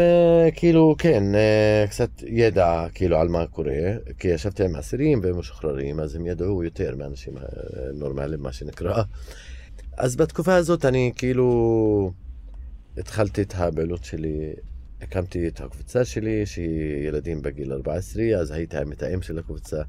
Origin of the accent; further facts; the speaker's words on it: Hizma, Palestine; Hebrew is a second language; now in Ramallah, Palestine; אני מכפר חזמה, שזה עשר דקות ממרכז ירושלים, אז אני גדלתי באזור ירושלים